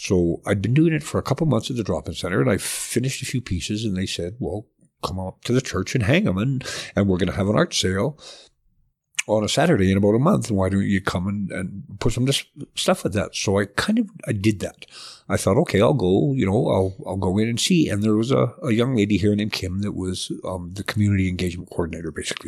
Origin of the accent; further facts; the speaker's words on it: southern Alberta, Canada; also born or lived in Edmonton; I was born in Edmonton, but moved to southern Alberta when I was about five and then stayed there till I was eighteen